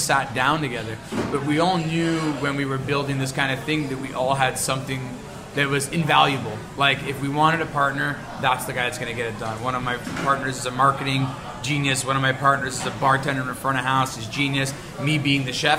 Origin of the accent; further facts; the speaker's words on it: Montreal, Quebec, Canada; I grew up in the Southwest in LaSalle and Point St. Charles